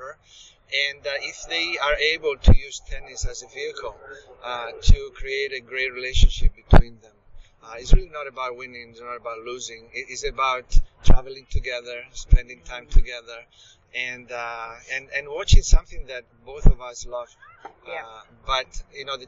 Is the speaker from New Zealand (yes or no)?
no; Italy; moved away as an adult; also born or lived in United States; I was born and raised in Italy, so here we are in Rome, and so I'm home